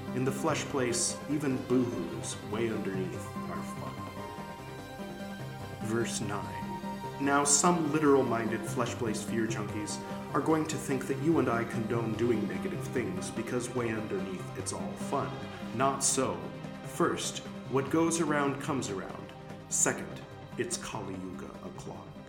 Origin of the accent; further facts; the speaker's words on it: Los Angeles, California, United States; moved away as an adult; growing up in LA, I was in LA from the time I was born until a few years ago